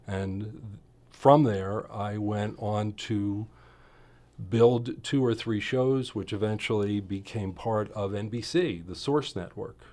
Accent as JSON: {"language": "English", "town": "Philadelphia", "region": "Pennsylvania", "country": "United States", "tie": "born or raised there", "also_born_or_lived": "Poconos, Pennsylvania", "moved": "as an adult", "lives_now": "Southern Oregon, United States", "said": "Philadelphia neighborhoods were wonderful in that you, they were all row houses where I grew up."}